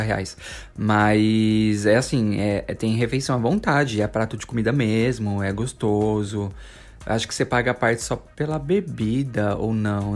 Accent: São Paulo, Brazil; a gente vivia tudo em São Paulo. Os meninos são paulistas, eu e o Lércio somos paulistas

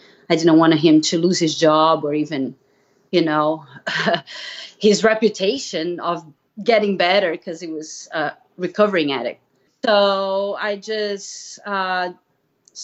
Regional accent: Brazil; English is a second language; moved away as an adult; I'm originally from Brazil, so you might hear a little accent. I moved here in 2000

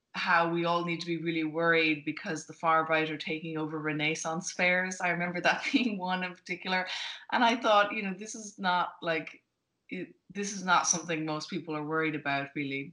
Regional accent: Ireland; moved away as an adult; now in United States; I'm Irish but I've been in mm-hmm. America for a while

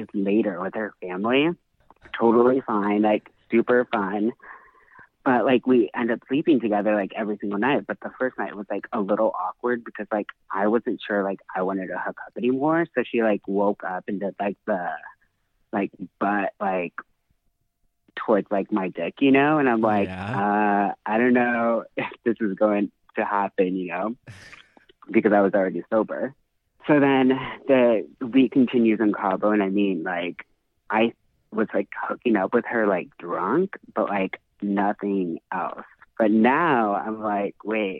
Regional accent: Los Angeles, California, United States; I'm from Hollywood. I mean, I just moved out of Hollywood. Actually, I live in a little outside Hollywood now

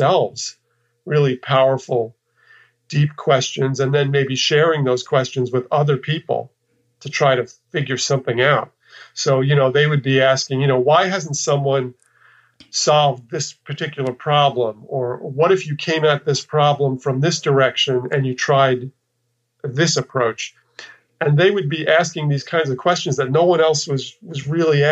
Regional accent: New York, United States; moved away as an adult; also born or lived in Texas; I'm from New York, and I spent, you know, my formative years in New York, and then even went to college in upstate New York

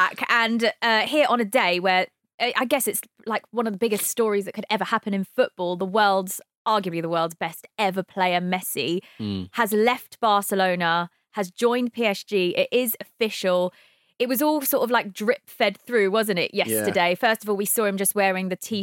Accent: Philippines; being Filipino

